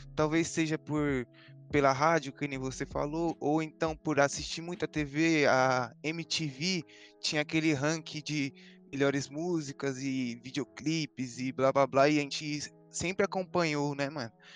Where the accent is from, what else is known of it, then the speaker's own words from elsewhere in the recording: São Paulo, Brazil; Sou da Zona Leste aqui, moro do lado da casa do Feb, praticamente